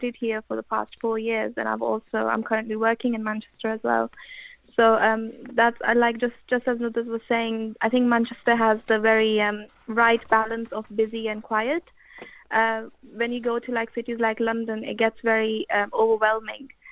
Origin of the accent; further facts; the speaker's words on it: Lahore, Punjab, Pakistan; now in United Kingdom; I'm from Lahore. And from the past 10 years, I've been in a countryside town in the UK